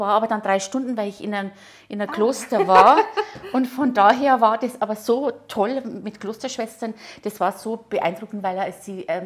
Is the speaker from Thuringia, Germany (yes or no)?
no; Neumarkt, Bavaria, Germany; now in Ingolstadt, Germany; Ich komme aus Neumarkt, ja.